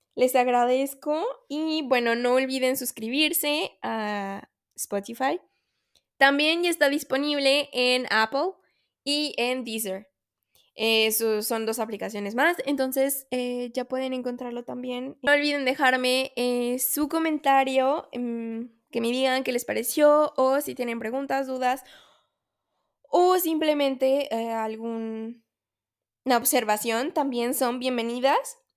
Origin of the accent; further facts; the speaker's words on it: Mexico; soy mexicana